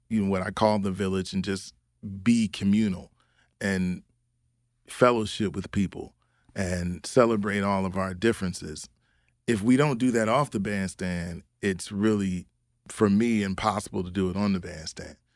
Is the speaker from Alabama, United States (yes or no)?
no; Philadelphia, Pennsylvania, United States; that's what I experienced in that growing up in Philly.